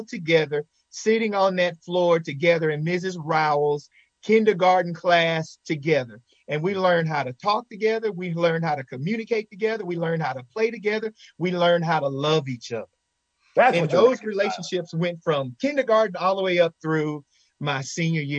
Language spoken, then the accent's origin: English; Henderson, Texas, United States; My hometown, Henderson, Texas, is a very rich town.